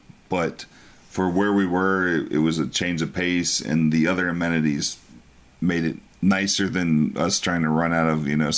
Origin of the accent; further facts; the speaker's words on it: Texas, United States; I'm from Texas